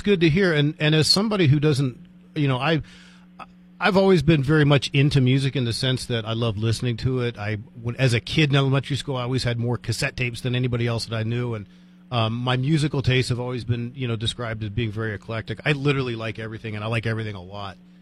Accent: United States; moved away; also born or lived in Silver City, New Mexico; I grew up 10 miles outside of Washington, D.C.

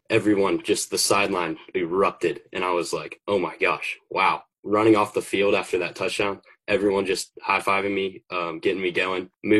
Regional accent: United States; Growing up in Westlake's been the best.

